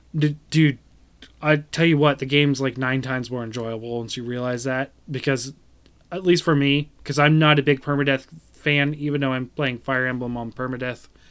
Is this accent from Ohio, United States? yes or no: yes; Ohio, United States; my tribe was here in Ohio